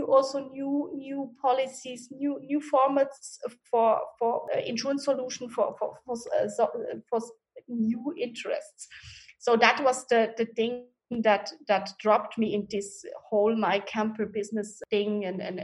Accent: Switzerland; now in Hamburg, Germany; I was born and raised in Switzerland.

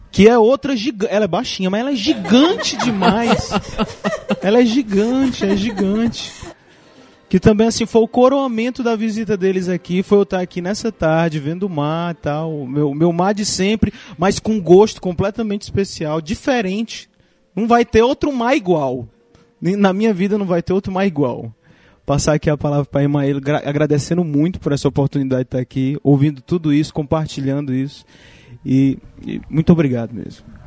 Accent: Ceará, Brazil; eu sou cearense

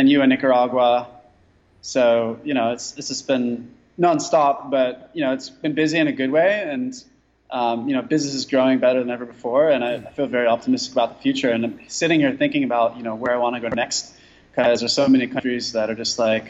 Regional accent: California, United States; moved away as an adult; I'm originally from California, but I've been a nomad

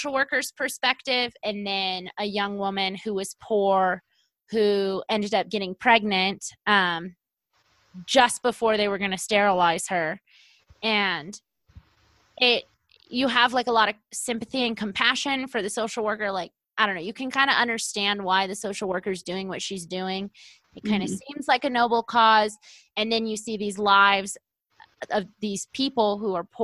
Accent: United States; I grew up in Lake Tahoe

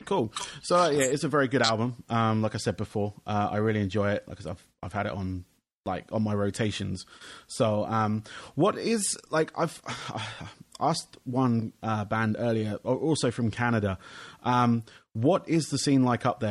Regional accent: England, United Kingdom; being from England

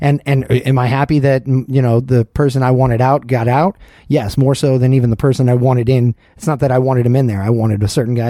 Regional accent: Georgia, United States; moved away; My home state of Georgia

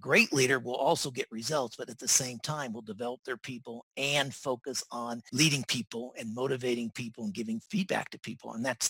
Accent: Las Vegas, Nevada, United States; moved away as an adult; also born or lived in Dallas, Texas / Singapore / Melbourne, Australia; Actually, I grew up in Las Vegas. I went to Dallas, Texas for my first job, and they sent me to Singapore. And I ended up living in Singapore for 21 years, worked for four different multinational organizations. And then I moved to Australia

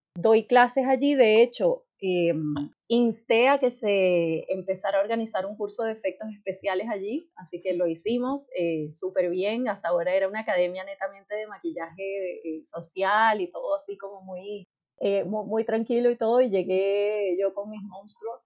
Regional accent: Venezuela; moved away as an adult; now in Chile; yo soy venezolana y en Venezuela el tema del maquillaje está bastante más asociado al tema del, modelaje

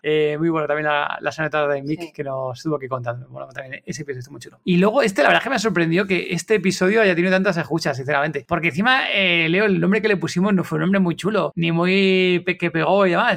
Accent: Spain; somos españoles

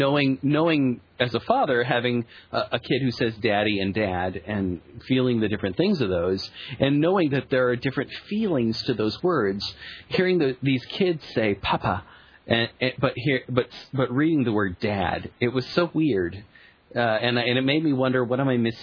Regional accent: England, United Kingdom; Because we're English.

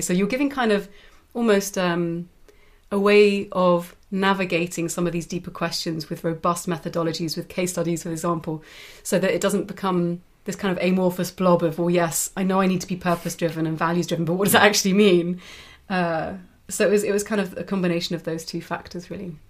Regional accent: United Kingdom; now in Europe; a Brit who's chosen to live in Europe, and also most of my family are from Europe

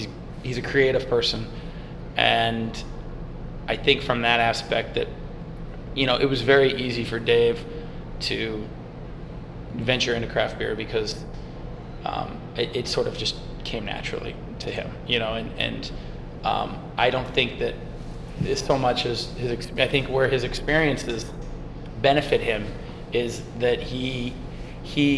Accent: St. Louis, Missouri, United States; I grew up in St. Louis

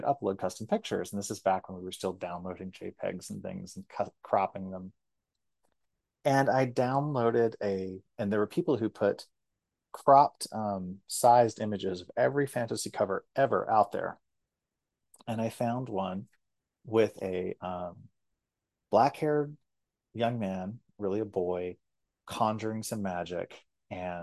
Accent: Guthrie, Oklahoma, United States; I'm gay and from Guthrie, Oklahoma

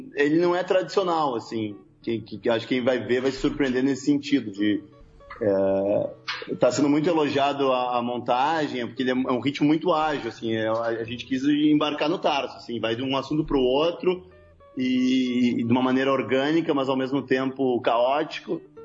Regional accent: Porto Alegre, Rio Grande do Sul, Brazil; nós somos de Porto Alegre

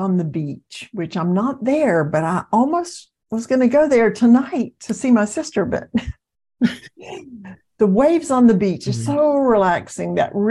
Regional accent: the South, United States; I'm from the South

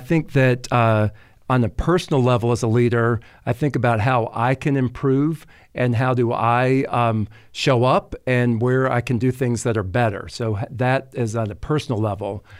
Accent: the South, United States; accent: southern drawl; also born or lived in Paris, France; growing up in the South, uh, took French in high school and was continually told that I had a terrible French accent, that it was this southern drawl

